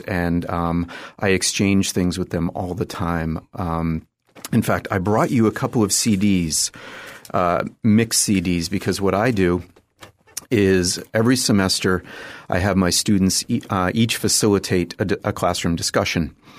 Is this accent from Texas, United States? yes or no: no; just outside of Boston, Massachusetts, United States; I grew up in Massachusetts, just outside of Boston